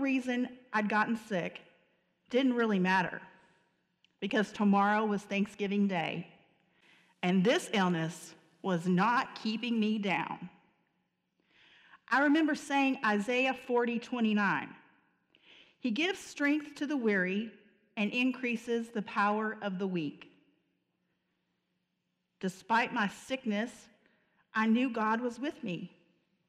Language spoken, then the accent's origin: English; Murray, Kentucky, United States; I grew up in Murray, Kentucky